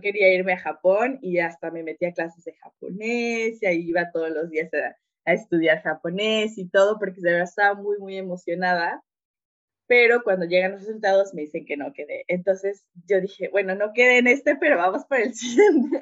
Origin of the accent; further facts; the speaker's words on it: Oaxaca, Mexico; moved away as an adult; also born or lived in Veracruz / Serbia / Hungary / China; yo nací en Oaxaca, mi familia es muy unida